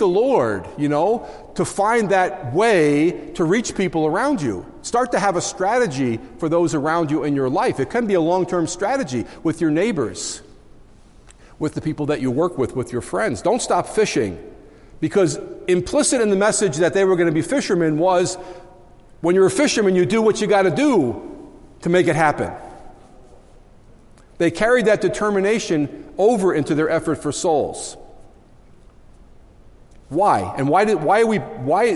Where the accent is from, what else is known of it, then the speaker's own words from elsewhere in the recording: Long Island, New York, United States; moved away as an adult; now in Syracuse, United States; I come from Long Island originally.